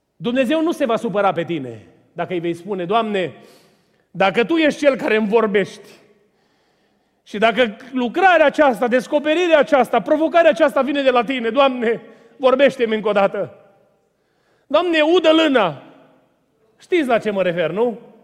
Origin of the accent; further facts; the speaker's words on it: Romania; Eu am crescut lângă Dunăre și am notat ca o broscuță de mic